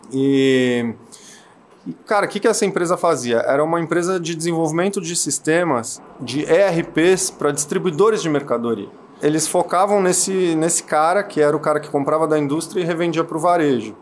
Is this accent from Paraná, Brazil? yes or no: no; São Paulo, Brazil; Nasci em Perdizes, bairro de São Paulo, Zona Oeste.